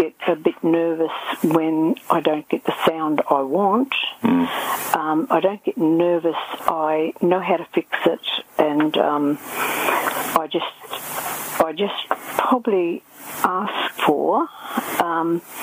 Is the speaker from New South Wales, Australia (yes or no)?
no; Amberley Air Force Base, Queensland, Australia; also born or lived in Bundaberg, Queensland; it might have been about five or six I came to Amberley Air Force Base, and we lived just outside of there. My dad was a pilot in the Air Force, and then I sort of grew up in there